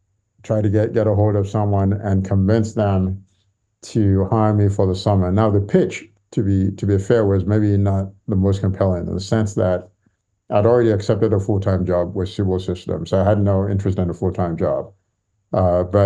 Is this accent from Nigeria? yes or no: yes; Nigeria; moved away as an adult; also born or lived in Santa Monica, California, United States / Lagos, Nigeria; now in London, United Kingdom; they moved back to Nigeria when I was quite young, when I was a baby. So I grew up in Nigeria